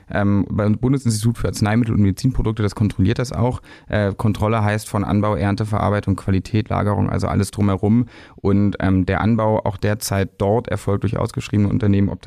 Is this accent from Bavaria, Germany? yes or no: no; Berlin, Germany; Aber Fakt ist, wir sind alle Berliner